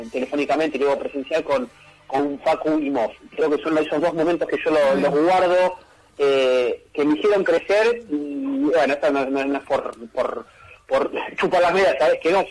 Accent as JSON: {"language": "Spanish", "town": "Avellaneda", "region": "Buenos Aires Province", "country": "Argentina", "lives_now": "Devoto, Argentina", "said": "yo soy de Avellaneda, pero vivo en Devoto, tengo cuatro cuadras en De Niro"}